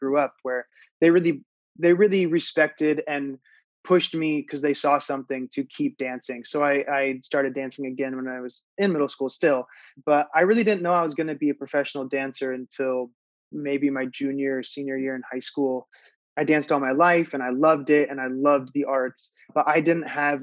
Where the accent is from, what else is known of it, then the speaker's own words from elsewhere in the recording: Iowa, United States; I grew up in the Midwest. I grew up in Iowa